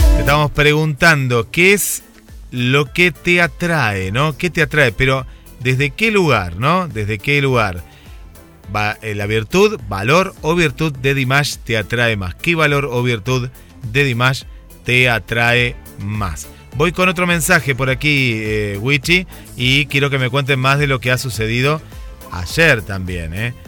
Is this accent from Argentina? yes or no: yes; Mar del Plata, Buenos Aires Province, Argentina; siendo yo de Mar del Plata